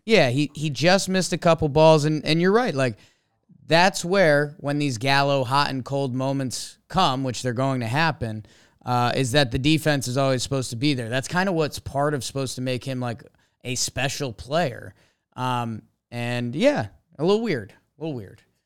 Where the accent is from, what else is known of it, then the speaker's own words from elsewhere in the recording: Connecticut, United States; I grew up in Connecticut